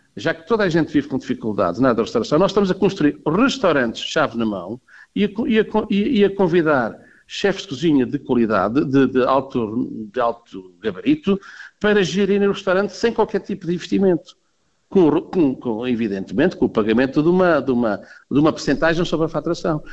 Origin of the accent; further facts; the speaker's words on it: Covilhã, Centro, Portugal; eu sou da Covilhã, nasci na Covilhã